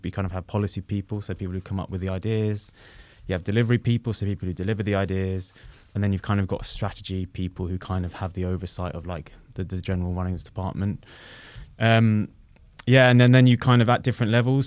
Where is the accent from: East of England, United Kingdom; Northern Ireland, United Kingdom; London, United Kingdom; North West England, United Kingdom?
London, United Kingdom; I grew up in West London